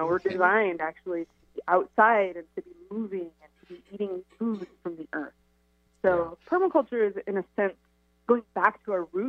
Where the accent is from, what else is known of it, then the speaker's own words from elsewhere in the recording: Pacific Northwest, United States; I grew up here in the Pacific Northwest